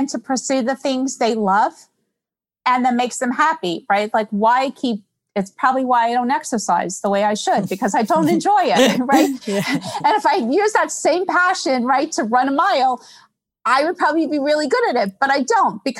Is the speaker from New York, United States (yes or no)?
yes; New York, United States; I'm born and bred in New York